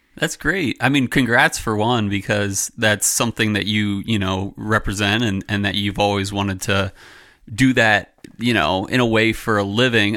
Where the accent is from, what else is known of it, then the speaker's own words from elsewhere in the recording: Philadelphia, Pennsylvania, United States; moved away; we grew up in Philadelphia, my family, and only one member of my family lives there anymore.